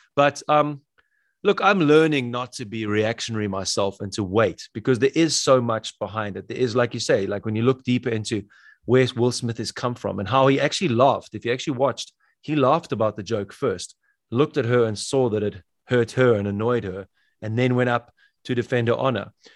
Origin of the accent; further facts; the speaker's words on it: South Africa; I'm from South Africa